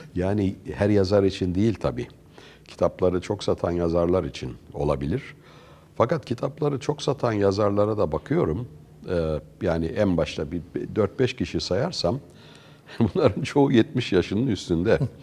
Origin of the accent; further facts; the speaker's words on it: Ankara, Turkey; moved away as an adult; also born or lived in Sweden; Ankara'da yetiştik